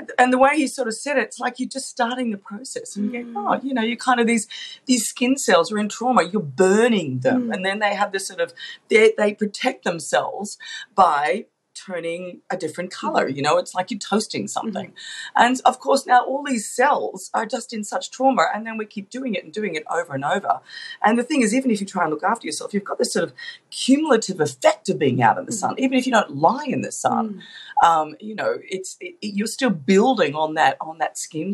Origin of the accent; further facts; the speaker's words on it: Australia; we're Australian. We live in a beautiful country.